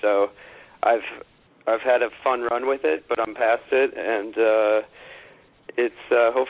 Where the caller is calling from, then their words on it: New York, United States; Uh, right in Manhattan, in the heart of uh, good old Midtown East.